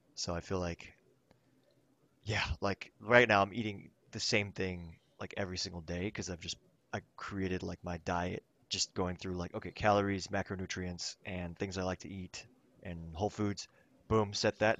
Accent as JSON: {"language": "English", "country": "Thailand", "tie": "born or raised there", "moved": "yes", "lives_now": "Los Angeles, United States", "said": "I grew, I grew up in Thailand"}